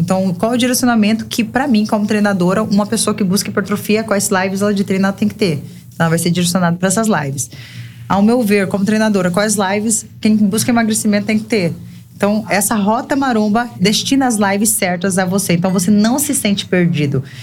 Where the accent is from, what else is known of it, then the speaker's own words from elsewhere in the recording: Cáceres, Mato Grosso, Brazil; moved away as an adult; now in João Pessoa, Brazil; a gente veio de Cáceres, né? Nossa cidade é uma cidade extremamente acolhedora e pequena